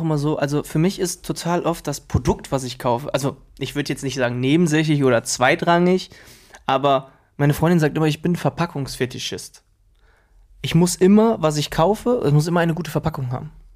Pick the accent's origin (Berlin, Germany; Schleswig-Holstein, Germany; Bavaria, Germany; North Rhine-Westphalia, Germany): North Rhine-Westphalia, Germany; Krefeld; bei uns in Krefeld